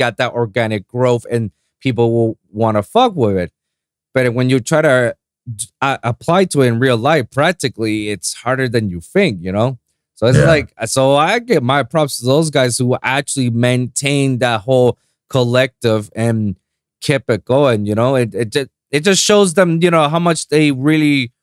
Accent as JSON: {"language": "English", "country": "Puerto Rico", "tie": "born or raised there", "second_language": "English", "moved": "yes", "lives_now": "South Florida, United States", "said": "here in South Florida or in my hometown in Puerto Rico"}